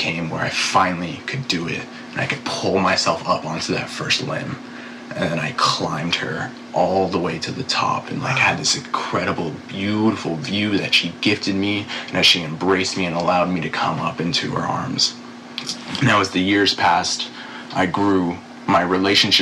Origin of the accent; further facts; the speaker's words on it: Northern California, United States; I grew up in Northern California